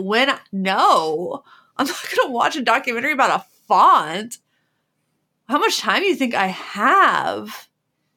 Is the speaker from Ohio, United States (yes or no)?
yes; Cincinnati, Ohio, United States; I'm from Cincinnati